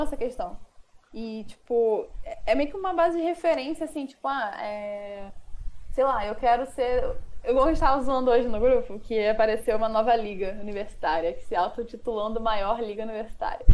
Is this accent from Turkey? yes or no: no; Rio de Janeiro, Brazil; eu sou carioca